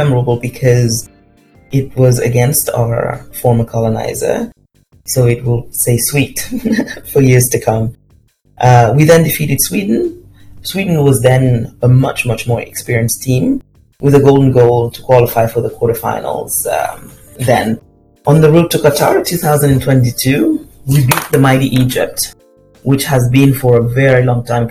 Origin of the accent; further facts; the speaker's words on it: Senegal; I'm from Senegal